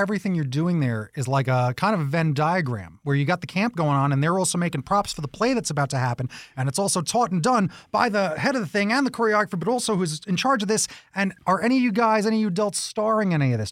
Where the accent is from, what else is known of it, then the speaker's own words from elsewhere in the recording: East Coast, United States; now in Tucson, United States; I'm originally from the East Coast